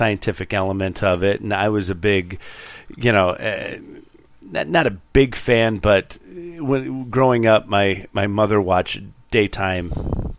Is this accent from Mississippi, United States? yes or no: no; DeKalb, Illinois, United States; I grew up in the DeKalb, NIU area